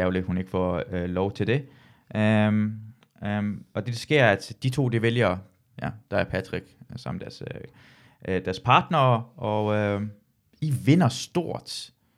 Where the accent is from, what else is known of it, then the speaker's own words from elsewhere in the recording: Jutland, Denmark; jeg er fra Jylland, så jeg bruger træls ofte.